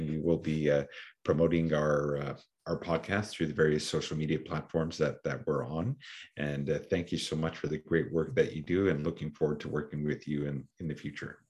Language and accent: English; Canada; Sometimes those of us born and raised in Canada